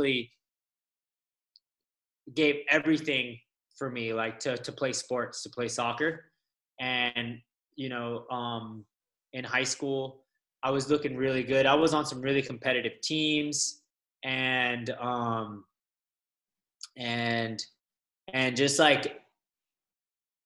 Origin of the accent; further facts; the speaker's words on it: Las Vegas, Nevada, United States; moved away as an adult; also born or lived in Los Angeles, United States; now in Kauai, United States; I grew up in Las Vegas. So I'm actually, I was born in LA and grew up in Las Vegas